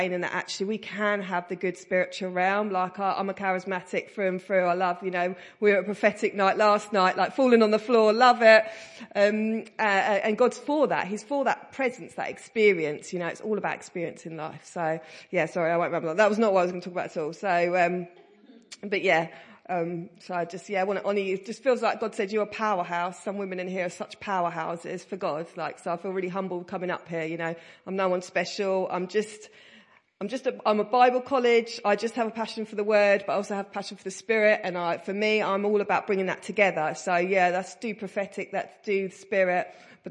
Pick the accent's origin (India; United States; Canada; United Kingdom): United Kingdom; Stansted, East of England; I come from Stansted in Essex